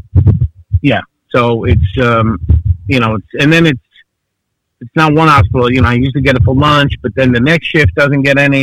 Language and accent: English; New York City, New York, United States; moved away as an adult; also born or lived in New Orleans / Los Angeles; now in Long Island, United States; I'm from Avenue Gravesend, had restaurants in Bay Ridge, and I lived in New Orleans for 4 years, lived in L.A. when I was pursuing the acting, cooking in restaurants, and settled in Long Island. But Brooklyn always stays with me, and it made me who I am